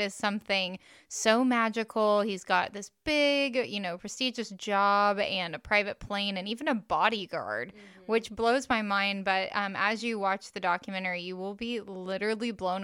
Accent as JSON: {"language": "English", "region": "the South", "country": "United States", "tie": "born or raised there", "said": "growing up in the South"}